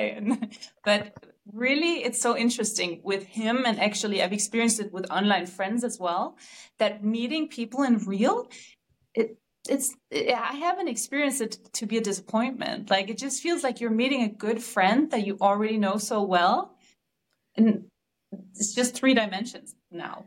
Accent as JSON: {"language": "English", "country": "Denmark", "said": "I'm from Denmark"}